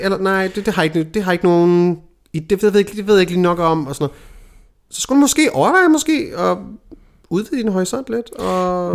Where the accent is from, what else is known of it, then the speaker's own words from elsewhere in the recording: Denmark; her hjemme i Danmark